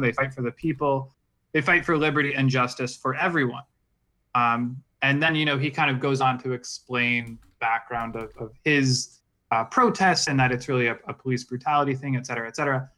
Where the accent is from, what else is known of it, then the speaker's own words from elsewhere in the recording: Virginia Beach, Virginia, United States; also born or lived in New York; now in Utah, United States; I'm from New York. I was born there, at least. I'm not, like, I didn't grow up there. I grew up in Virginia Beach